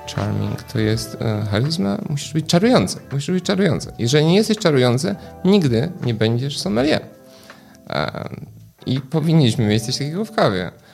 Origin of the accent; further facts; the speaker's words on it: Poland; also born or lived in England; dorastałem w Polsce